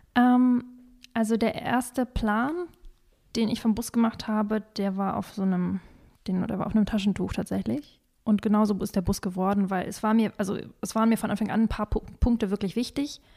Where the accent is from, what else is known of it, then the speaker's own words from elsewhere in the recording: Northern Germany, Germany; moved away; also born or lived in Kazakhstan; was habe ich da gelebt? 18, nein, 15 Jahre